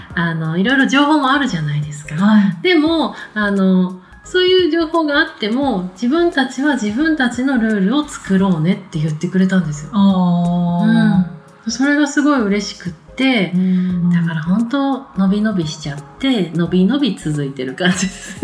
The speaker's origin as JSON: {"language": "Japanese", "region": "Tohoku", "country": "Japan", "tie": "born or raised there", "moved": "yes", "said": "私、東北で生まれたって言いましたけど、東北に親戚がいっぱいいる"}